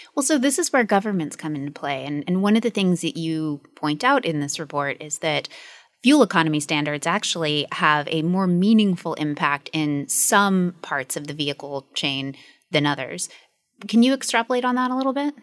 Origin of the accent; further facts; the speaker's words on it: United States; accent: American; you can hear from my accent. I'm American.